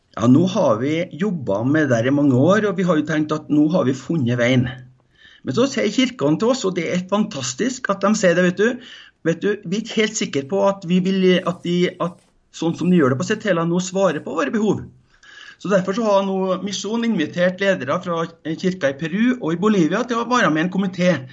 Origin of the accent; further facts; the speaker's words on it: Norway; Ikke som en nordmann, som jeg er